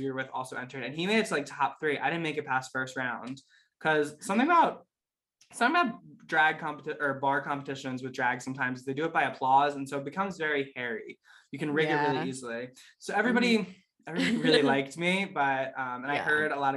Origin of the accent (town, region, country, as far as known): Pittsburgh, Pennsylvania, United States